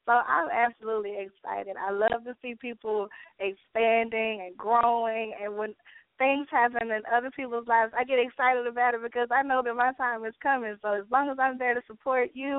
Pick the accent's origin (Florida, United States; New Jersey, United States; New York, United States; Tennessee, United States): Tennessee, United States; a small town outside of Memphis; moved away as an adult; now in Atlanta, United States; I'm originally from Memphis, a small town outside of Memphis